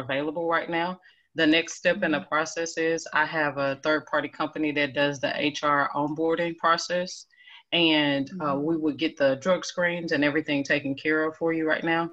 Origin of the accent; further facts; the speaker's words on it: Houston, Texas, United States; now in Dallas, United States; I'm from Houston, Texas